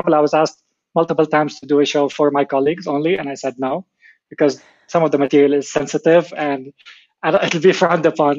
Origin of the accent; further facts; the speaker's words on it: Lebanon; growing up in Lebanon. Obviously, you know, growing up during the war